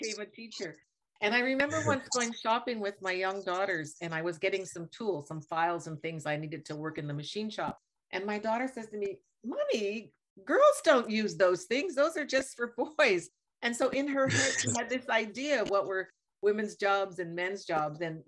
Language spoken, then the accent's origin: English; Nova Scotia, Canada; I grew up in Nova Scotia, but my dad was in the armed services. So we lived on a base